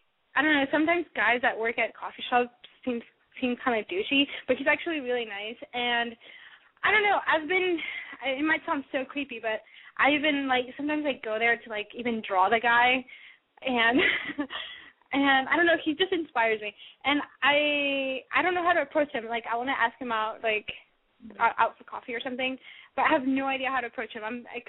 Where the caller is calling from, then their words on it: San Francisco, California, United States; I'm …, and I'm calling, well, I'm currently in San Francisco.